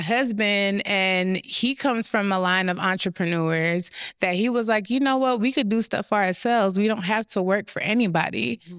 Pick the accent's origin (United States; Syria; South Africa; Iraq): United States; also born or lived in Jamaica; I was raised here